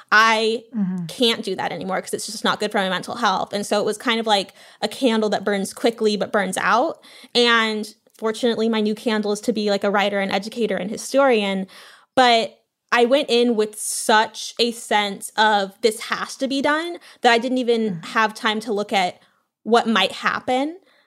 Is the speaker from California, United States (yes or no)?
yes; San Marino, California, United States; also born or lived in Louisiana; But I also grew up in San Marino, where my mom went to high school with one of the police officers who was the only Black woman police officer at the PD.